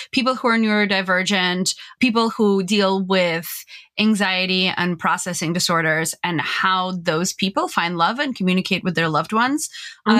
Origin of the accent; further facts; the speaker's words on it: California, United States; as a Californian